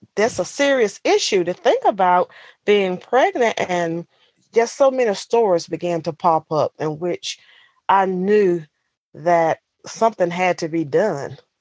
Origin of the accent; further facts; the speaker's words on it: Bayview, North Carolina, United States; I'm from Bayview, North Carolina, deep in the South